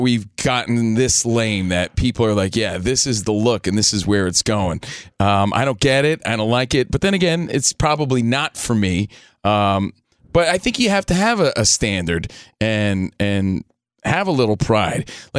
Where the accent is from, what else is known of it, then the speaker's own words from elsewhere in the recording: Union, New Jersey, United States; I went home, you know, I'm from New Jersey, just a kid from Union, New Jersey.